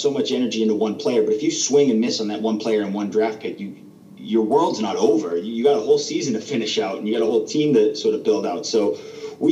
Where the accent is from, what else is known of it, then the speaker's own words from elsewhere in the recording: Waltham, Massachusetts, United States; moved away as an adult; now in Florida, United States; we're both from Boston. Waltham, actually. It's a little town right outside of Boston. We grew up together, and it's where we're from. It's born and raised